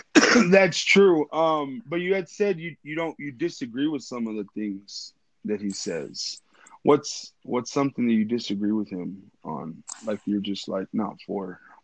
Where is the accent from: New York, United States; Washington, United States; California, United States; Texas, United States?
Texas, United States; West; moved away; I'm from West Texas.